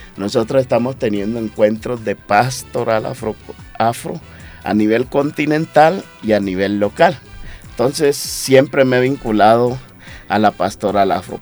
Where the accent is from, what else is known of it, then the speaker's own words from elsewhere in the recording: Atrato, Chocó, Colombia; also born or lived in Antioquia; Chocuano atrateño, ¿sí? criado ahí entre el atrato medio antioqueño y chocuana y antioqueño y chocuano